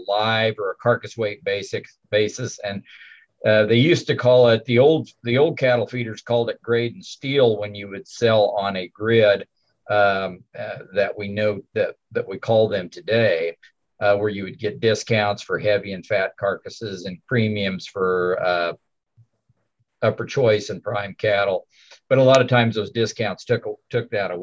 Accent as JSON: {"language": "English", "region": "Kansas", "country": "United States", "tie": "born or raised there", "said": "I was raised on a farm here in Kansas"}